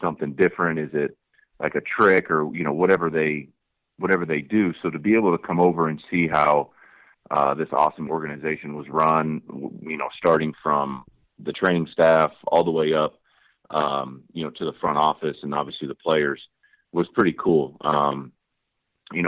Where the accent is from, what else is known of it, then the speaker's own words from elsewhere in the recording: the Northwest, Pacific Northwest, United States; I grew up in the Northwest.